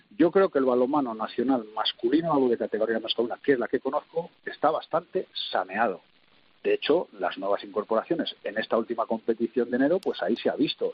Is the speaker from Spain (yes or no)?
yes; Spain; moved away as an adult; now in Kuwait; lo que somos los españoles, que somos muy, prácticos y muy operativos